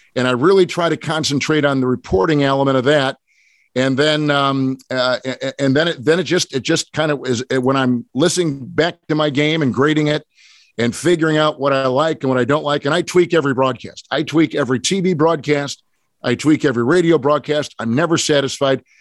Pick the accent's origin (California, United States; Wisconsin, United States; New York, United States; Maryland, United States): Wisconsin, United States; Green Bay; I grew up in Green Bay